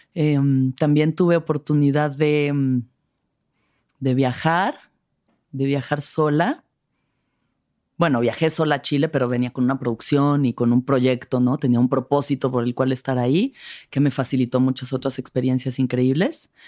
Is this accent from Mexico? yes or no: yes; Mexico; no soy intensa, soy mexicana. Soy mexicana.